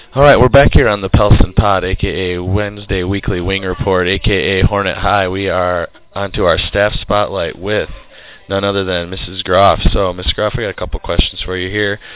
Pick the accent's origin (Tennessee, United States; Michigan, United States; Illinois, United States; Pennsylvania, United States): Michigan, United States; Baldwin; I grew up in Baldwin, Michigan.